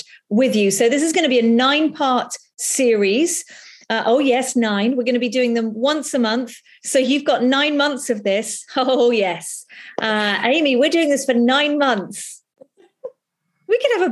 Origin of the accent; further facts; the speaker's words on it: United Kingdom; we're British